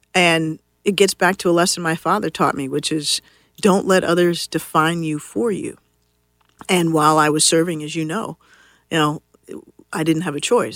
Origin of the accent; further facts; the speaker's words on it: Washington, District of Columbia, United States; I grew up here in Washington, D C